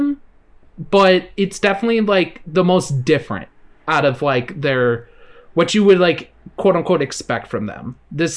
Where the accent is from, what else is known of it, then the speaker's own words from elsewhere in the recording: Midwest, United States; being like a Midwesterner